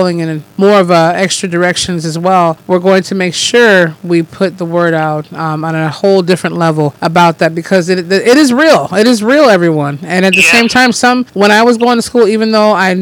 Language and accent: English; Detroit, Michigan, United States; also born or lived in Lansing, Michigan; I was born in Detroit. Yep, Detroit, Michigan.